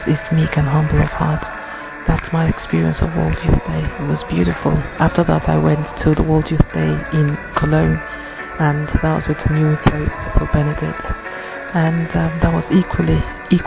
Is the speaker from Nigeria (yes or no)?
yes; Nigeria; I'm from Nigeria